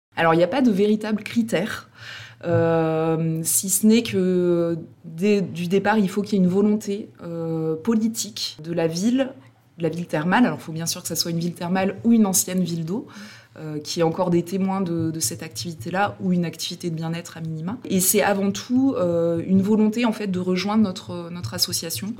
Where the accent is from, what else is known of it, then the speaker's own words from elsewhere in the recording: Combrailles, Auvergne-Rhône-Alpes, France; je suis originaire des Combrailles